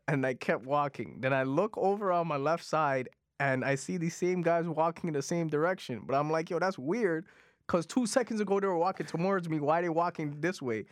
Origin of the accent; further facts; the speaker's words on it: Toronto, Ontario, Canada; first language Punjabi; English is a second language; I grew up in Jane and Finch